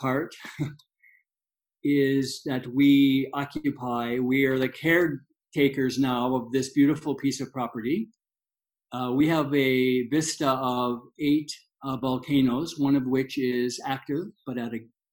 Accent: Canada; moved away as an adult; now in Guatemala; being Canadian.

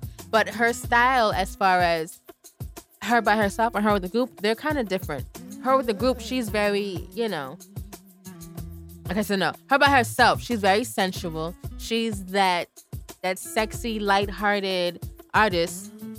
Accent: New York, United States; I'm from New York.

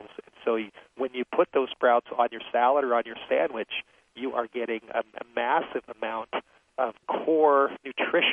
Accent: Los Angeles, California, United States; I grew up in Los Angeles

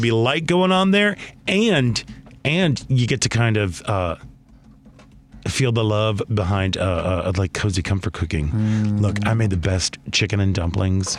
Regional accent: Chicago, Illinois, United States; as a Chicagoan

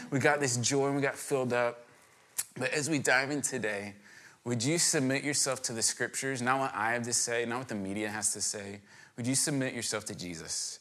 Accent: Virginia, United States; I grew up in Virginia

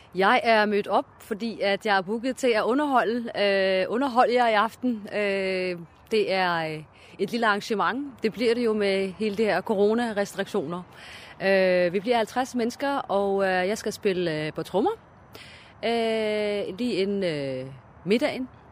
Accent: Aarhus, Central Denmark Region, Denmark; jeg er opvokset i Gellerupparken.

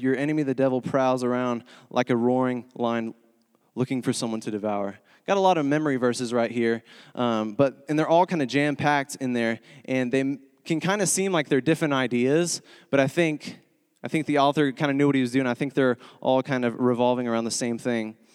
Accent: Texas, United States; moved away as an adult; now in Springfield, United States; I'm originally from Texas, born and raised

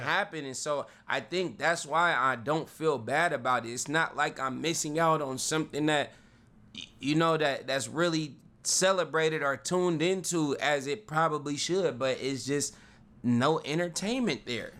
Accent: Vallejo, California, United States; I'm from Vallejo

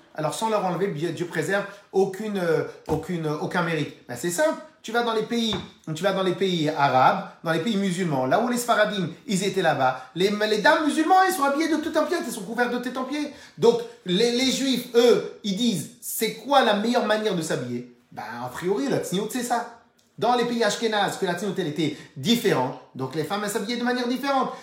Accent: Tunisia; On est tunisien, Lubavitch

